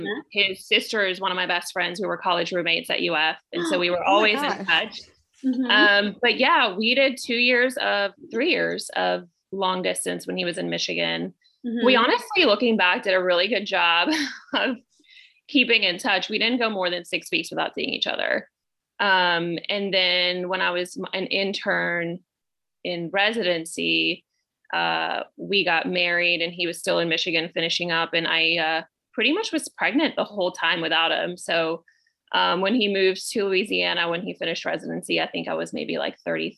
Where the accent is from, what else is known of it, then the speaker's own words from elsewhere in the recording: Puerto Rico; now in Pensacola, United States; So I am originally from Puerto Rico, but I moved to Pace, Florida in 94. So I consider myself a Pensacolian, if you will.